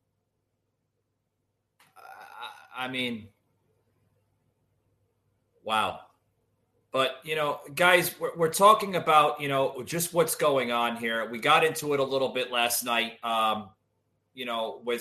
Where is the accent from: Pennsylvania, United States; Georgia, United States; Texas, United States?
Georgia, United States; my home state here in Georgia, which is not too far from, you know, where I currently reside.